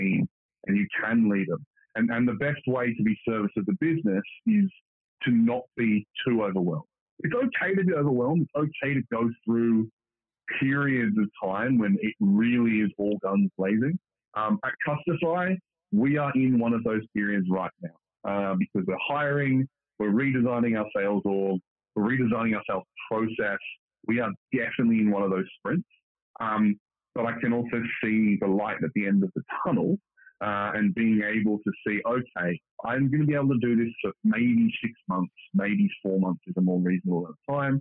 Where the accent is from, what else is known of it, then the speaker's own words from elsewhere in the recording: Australia; moved away; I'm originally from Australia, and a lot of us do have that wanderlust, want to get out of Australia